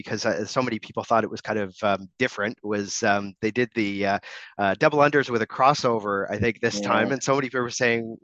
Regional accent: Canada; I'm Canadian

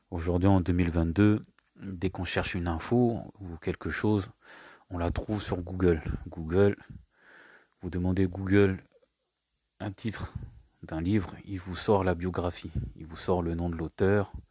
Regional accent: Île-de-France, France; Alors, j'ai grandi en France, je suis toujours en France, en région parisienne. Mes parents sont arrivés en 79, je suis né en 80.

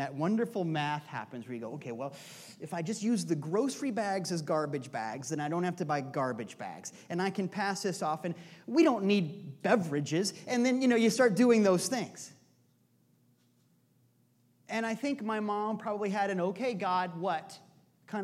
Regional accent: Iowa, United States; also born or lived in Union Village; I was born in Union Village, but when I was a kid, when I was about 2, I guess, we moved to Iowa.

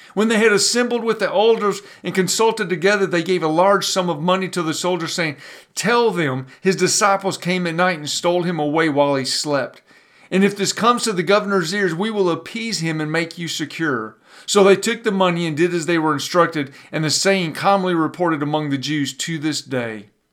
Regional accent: Pontiac, Michigan, United States; I grew up in North Detroit, up in Pontiac, Michigan

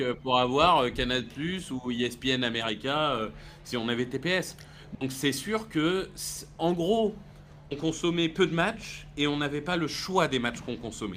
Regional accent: Amiens, Hauts-de-France, France; je suis né à Amiens

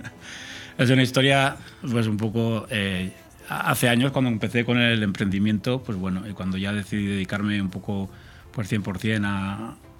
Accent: La Rioja, Spain; yo soy riojano

